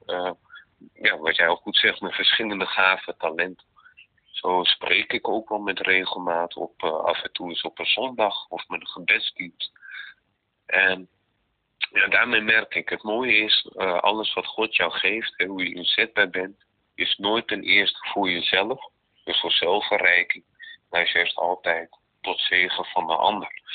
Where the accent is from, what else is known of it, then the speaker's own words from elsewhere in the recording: Netherlands; also born or lived in Romania; Ik ben namelijk geadopteerd, ik kom uit Roemenië. Eh, vanuit het jaar 88, geadopteerd toen ik dus twee jaar jong was. kwam ik in Nederland